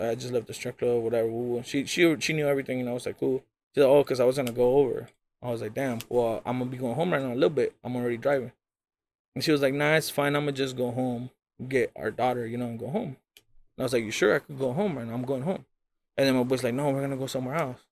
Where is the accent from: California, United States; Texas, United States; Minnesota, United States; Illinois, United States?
California, United States; Rialto; The homie Arctic that I grew up with in Rialto